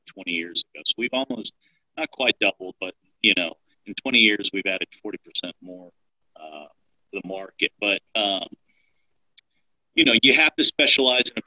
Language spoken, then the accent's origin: English; deep South Texas, United States; moved away as an adult; now in Dallas-Fort Worth, United States; I'm from a tiny, tiny town in deep South Texas. I grew up 5 miles from the Mexican border